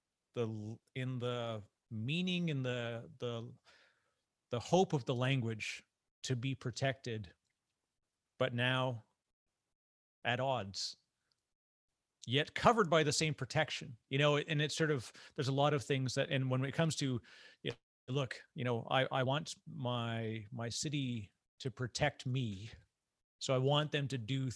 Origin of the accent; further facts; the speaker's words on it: Canada; I'm Canadian